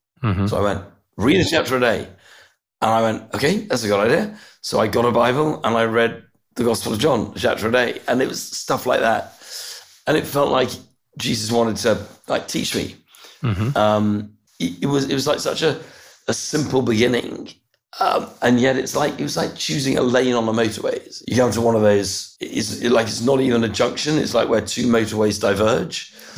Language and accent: English; Brussels, Brussels-Capital Region, Belgium; I was born in Brussels, actually. It's a nice place to grow up. My father worked in a European context, and I lived there almost all my young life.